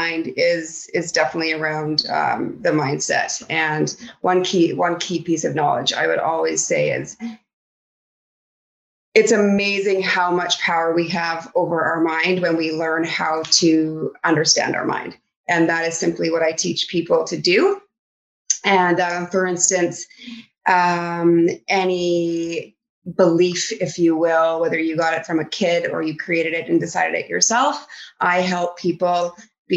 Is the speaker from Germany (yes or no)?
no; Vancouver Island, British Columbia, Canada; I grew up over on Vancouver Island